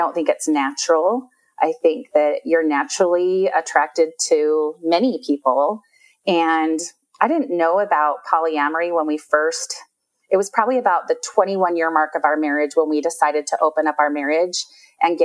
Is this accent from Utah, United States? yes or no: yes; Utah, United States; I've lived, born and raised in Utah. So lived here my whole life.